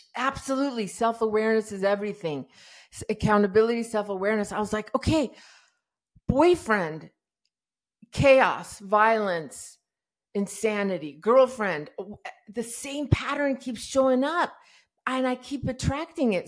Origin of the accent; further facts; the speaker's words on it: Iran; I was born in Iran in, uh, during the revolution